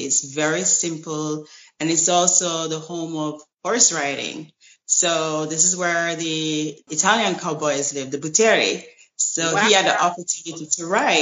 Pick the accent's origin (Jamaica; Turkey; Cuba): Jamaica; also born or lived in United States; now in Italy; I'm from Jamaica, and whenever I can, I fly back home.